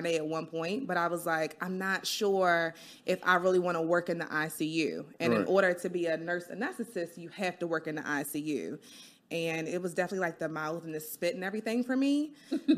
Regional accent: Baltimore, Maryland, United States; I'm from Baltimore born and raised

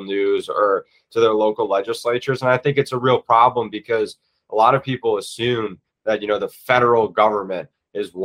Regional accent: Virginia, United States; also born or lived in Florida; I'm from Virginia

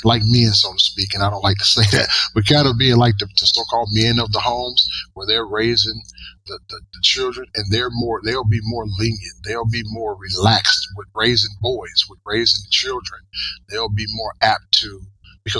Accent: Georgia, United States; moved away; I grew up in Georgia, in the North Coast now, but I grew up in Georgia, extremely poor

